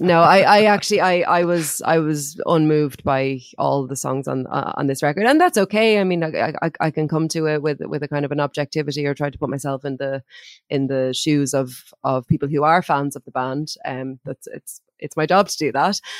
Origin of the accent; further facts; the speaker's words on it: Ireland; as an Irish person